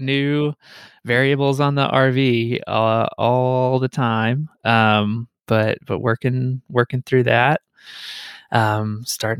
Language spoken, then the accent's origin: English; Paris, Texas, United States; I actually grew up on Enchanted Drive in Paris, Texas.